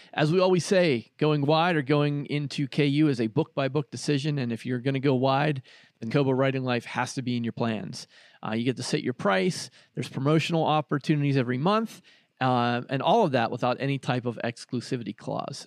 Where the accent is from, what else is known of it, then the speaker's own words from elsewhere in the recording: Pittsburgh, Pennsylvania, United States; I grew up in Pittsburgh